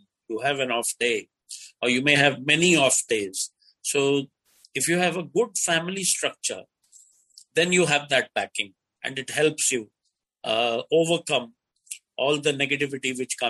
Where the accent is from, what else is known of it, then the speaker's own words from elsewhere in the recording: Delhi, India; I was born in Delhi.